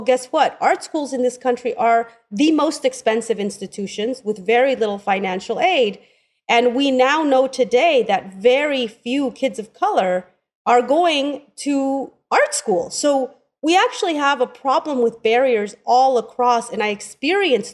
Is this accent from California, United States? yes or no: yes; Oakland, California, United States; I grew up in Oakland.